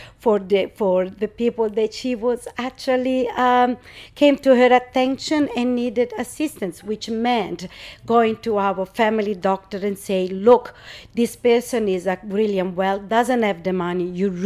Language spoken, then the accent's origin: English; Rome, Lazio, Italy; English is a second language; moved away as an adult; now in Australia; I was born in Rome, and it's 37 years that I live in Australia.